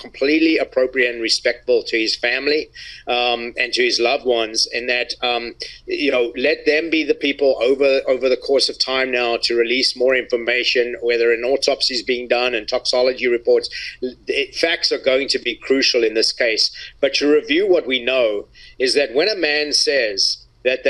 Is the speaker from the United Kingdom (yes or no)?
no; South Africa; me growing up in South Africa